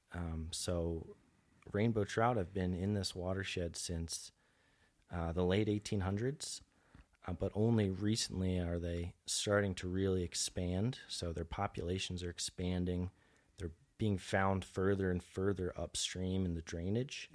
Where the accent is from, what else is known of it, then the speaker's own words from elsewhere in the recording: New Jersey, United States; also born or lived in suburb of Philadelphia, Pennsylvania; I'm originally from New Jersey. I grew up, uh, so I spent two-thirds of my life in, uh, a suburb of Philadelphia